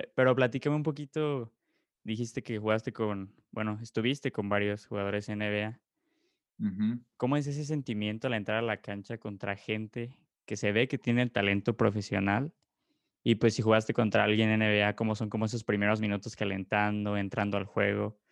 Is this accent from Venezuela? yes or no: no; Mexico; como mexicanos, pues sí se siente mucho orgullo